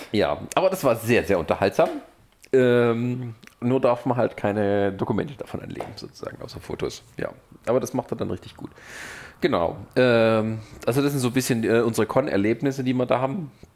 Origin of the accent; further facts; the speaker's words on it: near Stuttgart, Baden-Württemberg, Germany; now in Leipzig, Germany; ich komme aus der Nähe von Stuttgart, meine ja. Familie wohnt